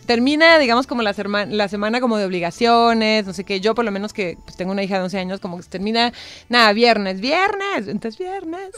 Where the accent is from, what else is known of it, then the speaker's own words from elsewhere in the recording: Tijuana, Baja California, Mexico; accent: norteño; also born or lived in Argentina; now in Mexico City, Mexico; soy de Tijuana, soy del norte